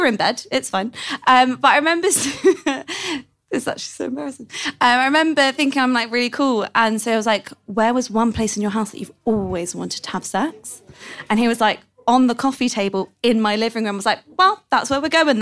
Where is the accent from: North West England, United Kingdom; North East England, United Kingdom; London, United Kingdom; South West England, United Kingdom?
London, United Kingdom; I'm from London